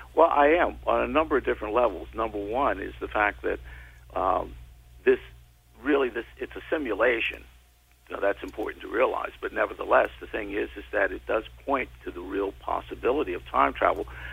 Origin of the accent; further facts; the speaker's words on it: New York City, New York, United States; I grew up in the Bronx, New York